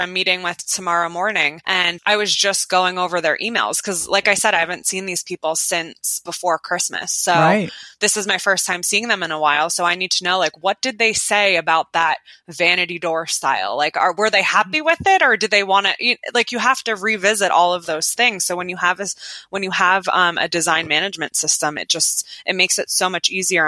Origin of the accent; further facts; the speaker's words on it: Bridgewater, New Jersey, United States; also born or lived in Rhode Island; I'm from Bridgewater, New Jersey